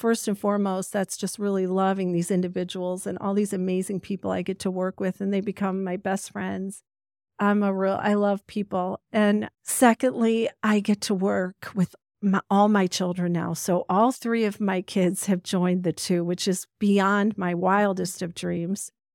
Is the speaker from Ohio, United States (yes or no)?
yes; Ohio, United States; also born or lived in Pennsylvania; I was born in Pennsylvania, but lived in Ohio since the age of four